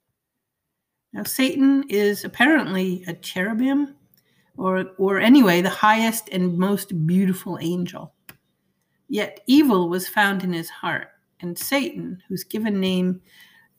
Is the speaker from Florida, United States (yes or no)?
no; Maine, United States; moved away; I'm from Maine, and the growing season is so short, it barely makes it worth it to put a garden